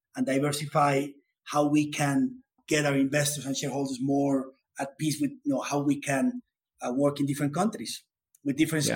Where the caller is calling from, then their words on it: Bogota, Colombia; I'm calling from Colombia. It's a beautiful weather here in Bogota